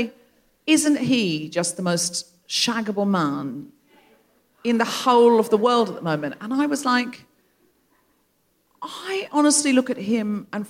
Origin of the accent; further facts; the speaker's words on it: Gold Coast, Queensland, Australia; I am aware with this accent, I can't get away with but we have to remember I was raised on the Gold Coast and then we'll all relax.